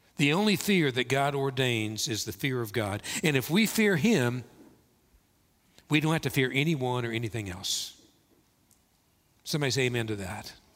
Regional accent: Kentucky, United States; moved away; growing up in Kentucky, we had caves, we had bats

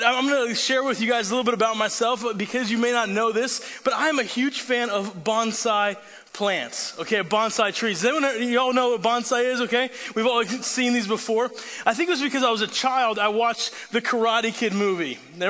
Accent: Italy; That's because I grew up overseas in Italy where my parents are missionaries.

